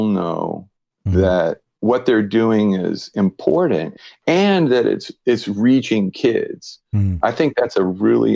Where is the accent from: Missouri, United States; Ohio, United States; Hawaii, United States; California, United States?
Hawaii, United States; I'm from Hawaii